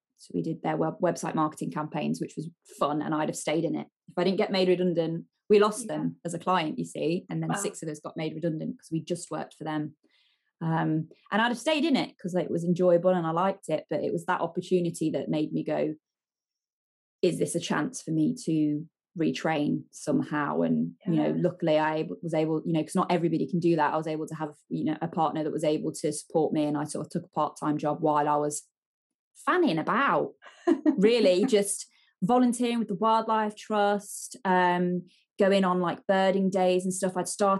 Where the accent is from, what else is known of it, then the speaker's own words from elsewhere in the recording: East Midlands, United Kingdom; my hometown.